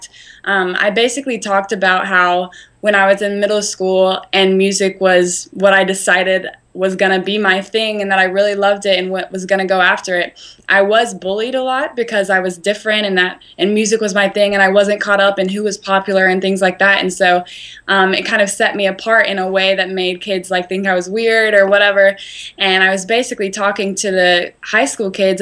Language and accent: English; Spartanburg, South Carolina, United States; I have a show in Spartanburg at my hometown